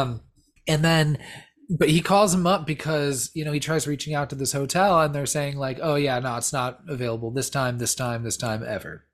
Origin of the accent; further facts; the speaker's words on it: Southern California, United States; we're both from Southern California